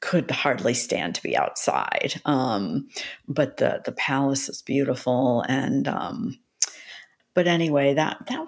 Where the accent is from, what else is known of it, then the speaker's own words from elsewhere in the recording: Minnesota, United States; moved away; I grew up in Minnesota, so I know cold. But it's been a while. I haven't lived in Minnesota for a long time.